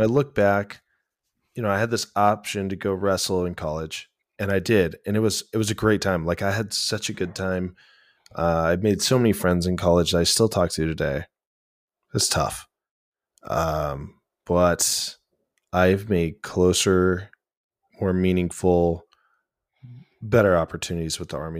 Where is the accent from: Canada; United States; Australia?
United States; Glendale, Oregon; moved away; also born or lived in Grants Pass, Oregon; I'm originally from Glendale, Oregon. It's a town okay. of like 800 people tucked away in the mountains in the valley